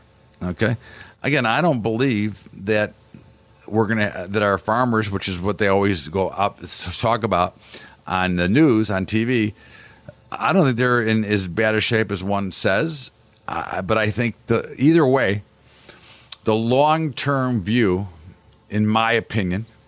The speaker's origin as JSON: {"language": "English", "country": "United States"}